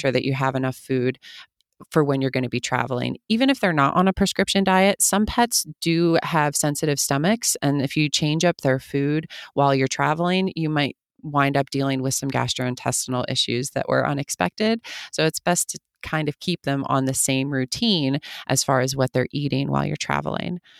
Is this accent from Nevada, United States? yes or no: no; outside of Philadelphia, Pennsylvania, United States; moved away as an adult; also born or lived in Germany; now in Los Angeles, United States; where I grew up in Pennsylvania